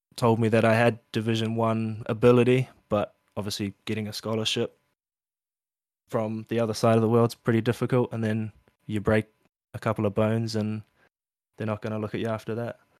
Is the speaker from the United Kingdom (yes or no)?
no; Auckland, New Zealand; moved away as an adult; now in Queensland, Australia; I was born in New Zealand, um, in Auckland, and m, parents were sailors